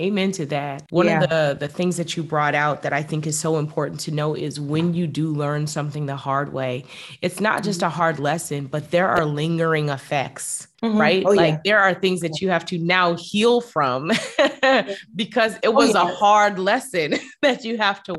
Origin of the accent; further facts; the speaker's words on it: United States; now in Bermuda; We're US, but we live in Bermuda.